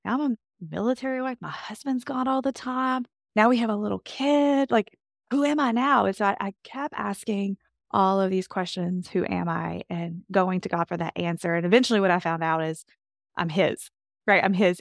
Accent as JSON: {"language": "English", "region": "Kentucky", "country": "United States", "tie": "born or raised there", "said": "I grew up in Kentucky, born and raised, and love my Kentucky home"}